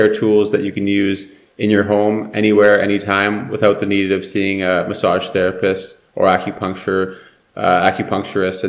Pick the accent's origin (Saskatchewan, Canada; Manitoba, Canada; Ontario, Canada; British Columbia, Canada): British Columbia, Canada; Vancouver; I'm from Vancouver, and as you mentioned in the intro, I used to play hockey.